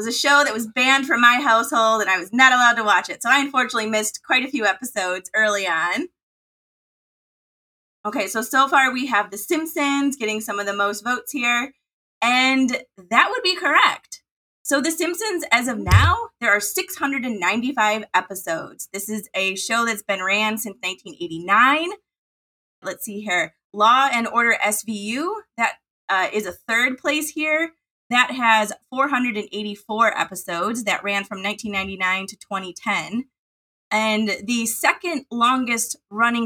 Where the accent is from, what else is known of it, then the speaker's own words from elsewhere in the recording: Midwest, United States; accent: Midwest; my Midwest accent